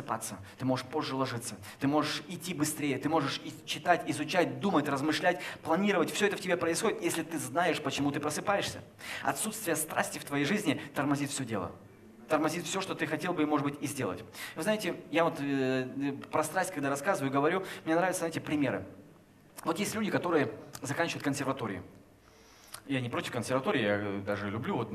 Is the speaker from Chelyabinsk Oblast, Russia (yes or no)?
yes; Chelyabinsk, Chelyabinsk Oblast, Russia; знаешь, мы э, из Челябинска, там у нас, в принципе, минус 10 лет сразу же, да, при рождении.